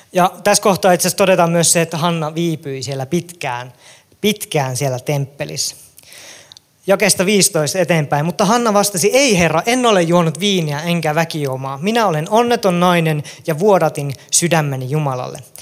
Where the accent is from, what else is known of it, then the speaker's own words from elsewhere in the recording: Kälviä, Central Ostrobothnia, Finland; Mä oon syntynyt ja elänyt mun lapsuuteni Kälviälle, Kälviällä